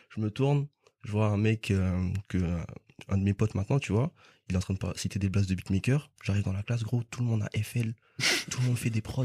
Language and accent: French; Guadeloupe; moved away as an adult; now in France; je me souviens juste avant de venir en France parce que de base je viens de Guadeloupe